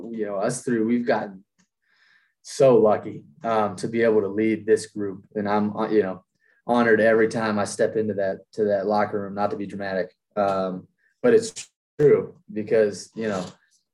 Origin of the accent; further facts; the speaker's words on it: Massachusetts, United States; moved away as an adult; now in Durham, United States; growing up in New England